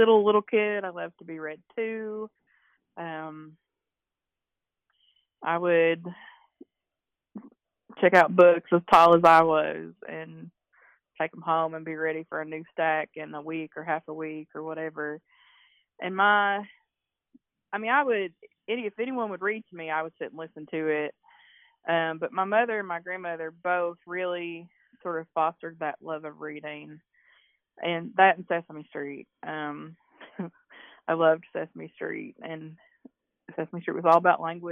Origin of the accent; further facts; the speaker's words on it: Beattyville, Kentucky, United States; moved away as an adult; now in Lexington, United States; I'm a writer from East Kentucky. I'm originally from Beattyville, and right now I live in Lexington.